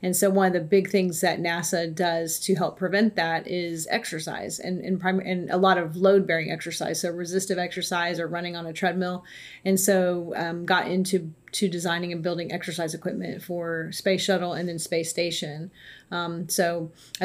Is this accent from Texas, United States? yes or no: yes; McAllen, Texas, United States; moved away as an adult; I was born and raised in South Texas, so my parents are still down there in McAllen, Texas